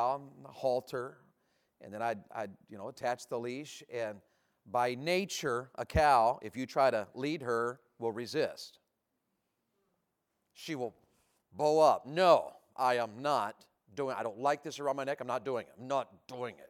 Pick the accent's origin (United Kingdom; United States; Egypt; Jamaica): United States; I'm an American, and I'm a redneck besides